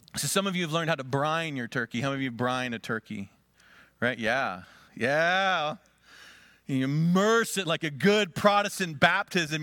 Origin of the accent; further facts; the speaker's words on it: Conneautville, Pennsylvania, United States; moved away; my hometown, Conneauttville